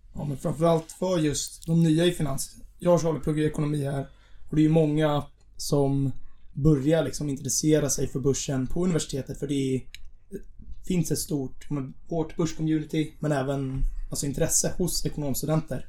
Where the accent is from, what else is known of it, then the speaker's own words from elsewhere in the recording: Stockholm, Stockholm County, Sweden; vi är båda från Stockholm